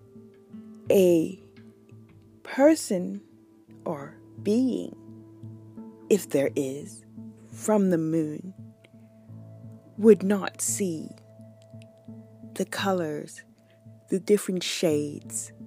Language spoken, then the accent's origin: English; United States; I am not black. And I am American